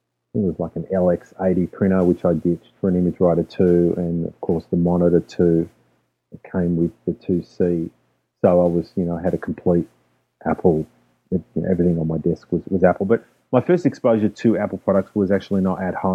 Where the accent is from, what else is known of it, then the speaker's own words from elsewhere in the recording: Melbourne, Victoria, Australia; moved away; I'm originally from Melbourne, Australia